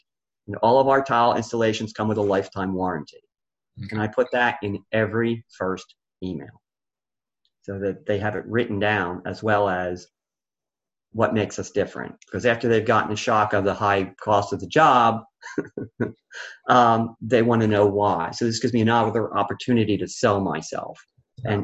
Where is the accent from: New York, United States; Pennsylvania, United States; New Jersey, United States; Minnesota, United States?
Pennsylvania, United States; Philadelphia; I was raised in Philly